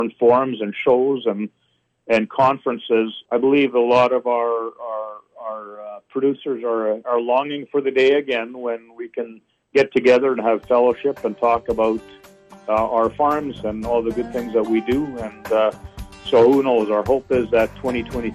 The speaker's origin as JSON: {"language": "English", "country": "Canada"}